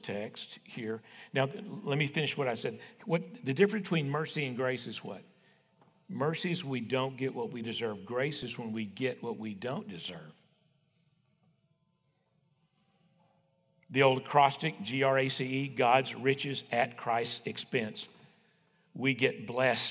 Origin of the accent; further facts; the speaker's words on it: West Texas, United States; I was raised on the King James, you know, conservative West Texas Baptist